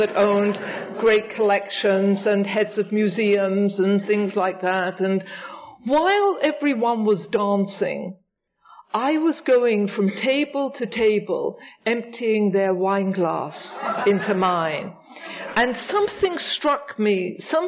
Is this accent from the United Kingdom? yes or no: yes; England, United Kingdom; also born or lived in Richmond; now in New York, United States; when I was a young girl growing up in England, just before I came here